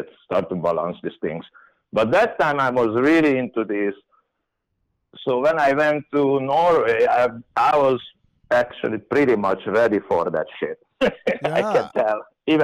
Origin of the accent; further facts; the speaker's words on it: Hungary; I came from Hungary